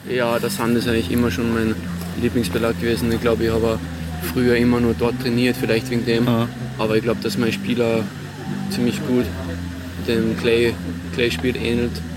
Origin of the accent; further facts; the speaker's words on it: Salzburg, Austria; in Salzburg, in meiner Heimat